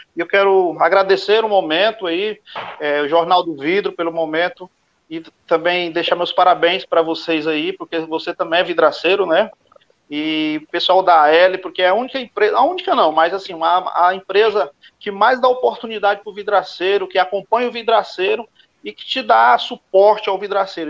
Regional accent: Guaraí, Tocantins, Brazil; sou do estado Tocantins, da cidade de Guaraí, no estado do Tocantins.

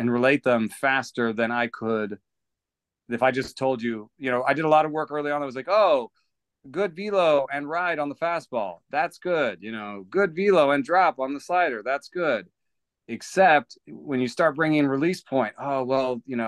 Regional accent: Atlanta, Georgia, United States; I came to this country in 1986 and grew up in Atlanta

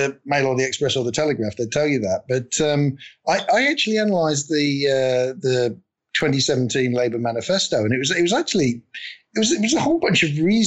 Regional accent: United Kingdom; we're all British

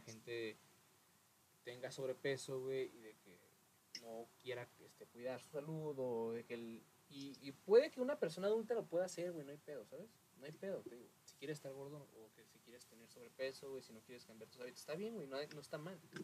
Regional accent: Mexico; que tenemos como mexicanos

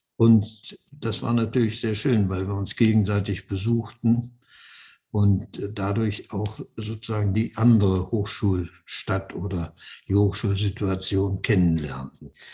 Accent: Germany; also born or lived in Netherlands; wir Deutschen

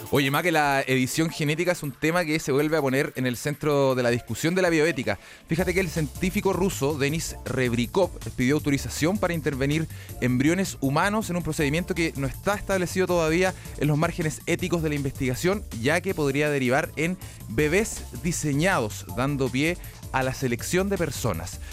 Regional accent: Chile; los chilenos

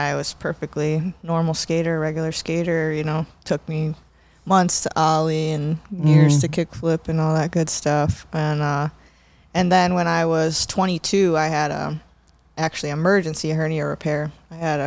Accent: Chicago, Illinois, United States; I grew up in the suburbs, right outside Chicago

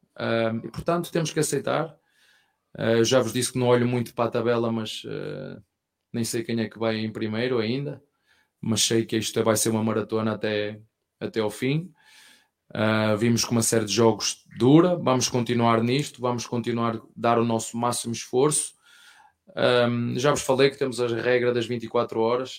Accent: Portugal; português que sou

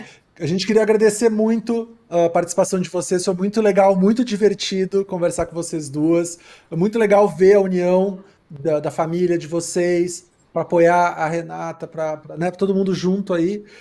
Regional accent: Porto Alegre, Rio Grande do Sul, Brazil; moved away as an adult; now in São Paulo, Brazil; eu sou de Porto Alegre e eu me mudei para cá vai fazer 16 anos já

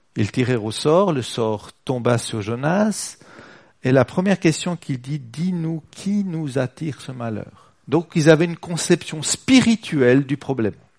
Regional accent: Switzerland; on est suisse

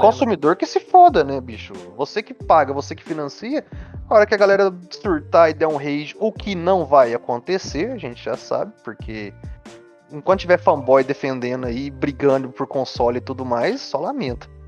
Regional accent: Brazil; como brasileiro

